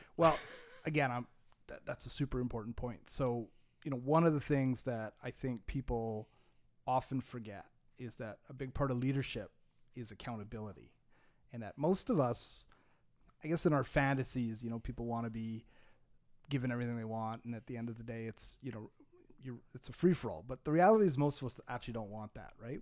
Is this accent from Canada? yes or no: yes; Montreal, Quebec, Canada; I grew up in Montreal